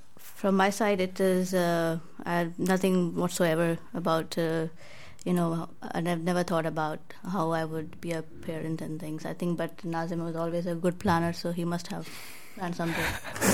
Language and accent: English; India; moved away as an adult; I'm from India. and I came here after marriage. So I was not born and brought up here. So I have a bit more conservative upbringing.